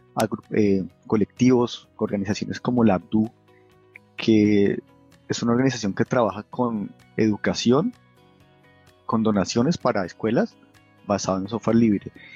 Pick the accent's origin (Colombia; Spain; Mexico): Colombia; now in Munich, Germany; yo soy colombiano